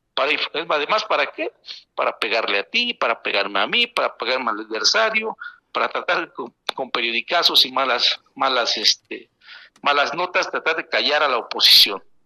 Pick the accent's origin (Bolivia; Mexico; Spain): Mexico; Yautepec, Morelos; en mi pueblo, aquí en Yautepec